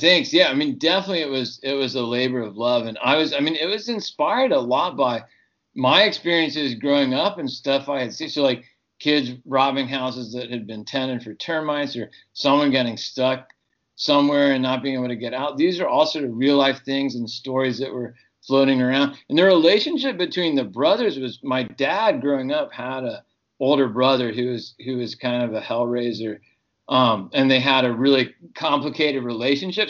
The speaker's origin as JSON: {"language": "English", "region": "Texas", "country": "United States", "tie": "born or raised there", "also_born_or_lived": "Ohio", "moved": "yes", "lives_now": "California, United States", "said": "I grew up in Texas and Ohio"}